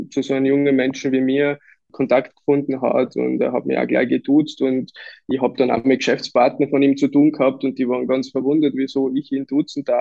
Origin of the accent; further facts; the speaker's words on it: Lower Austria, Austria; also born or lived in Vienna; now in Kitzbühel, Austria; Also wir sind selber auch hierher gezogen, wir kommen ursprünglich aus Niederösterreich, Wien und mhm. wir haben da sofort Anschluss gefunden.